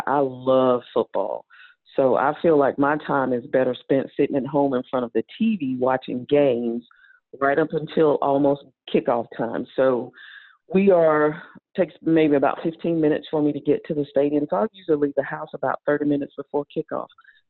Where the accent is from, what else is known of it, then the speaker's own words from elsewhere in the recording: small town outside Raleigh, North Carolina, United States; moved away; I grew up in North Carolina, right out in a small town right outside of Raleigh. Went to school at NC State